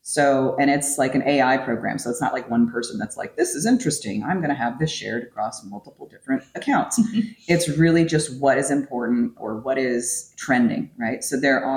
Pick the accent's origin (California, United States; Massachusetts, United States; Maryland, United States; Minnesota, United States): California, United States; moved away; my hometown apparently is overrun with wild turkeys now